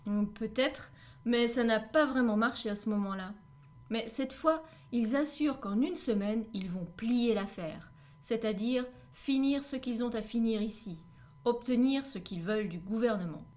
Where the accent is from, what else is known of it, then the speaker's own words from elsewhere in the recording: France; je suis française